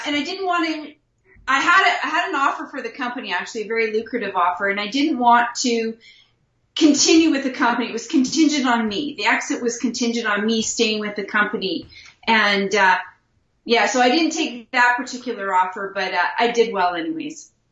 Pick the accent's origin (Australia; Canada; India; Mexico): Canada; Wilkie, Saskatchewan; I was born and raised in a small little town in Wilkie, Saskatchewan